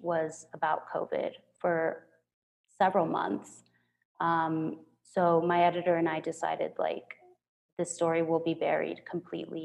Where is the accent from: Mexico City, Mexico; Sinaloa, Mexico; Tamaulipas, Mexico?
Sinaloa, Mexico; Culiacán; prior in Culiacán, my hometown